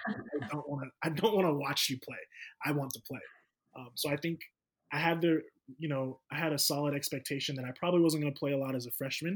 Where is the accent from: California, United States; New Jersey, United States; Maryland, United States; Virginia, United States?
California, United States; Sacramento; I'm from the Sacramento area